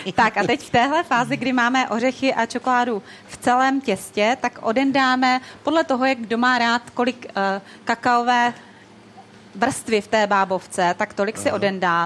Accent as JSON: {"language": "Czech", "region": "Moravia", "country": "Czechia", "moved": "as an adult", "lives_now": "Prague, Czech Republic", "said": "pocházím z Moravy, kde se jako vždycky peklo u nás v rodině"}